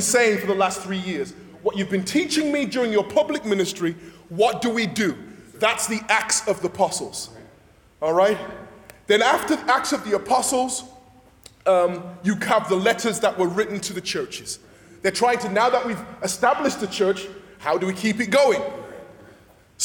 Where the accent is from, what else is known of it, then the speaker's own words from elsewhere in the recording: England, United Kingdom; moved away; I'm from England, and one of the things you grow up with in the back of your head is that the English hate the French.